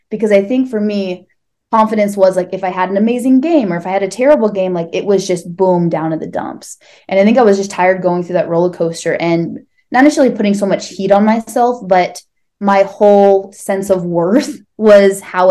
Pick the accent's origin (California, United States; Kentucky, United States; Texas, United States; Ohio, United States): Ohio, United States; Northeast; I grew up in suburbs, Northeast Ohio